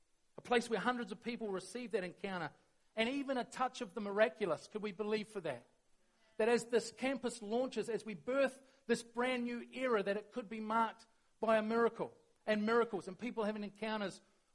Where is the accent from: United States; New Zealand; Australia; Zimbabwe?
New Zealand; we're really good as Kiwis